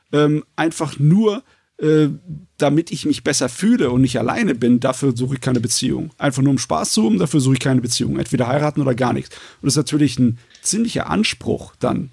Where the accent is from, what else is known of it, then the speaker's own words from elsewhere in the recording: Germany; bei uns in Deutschland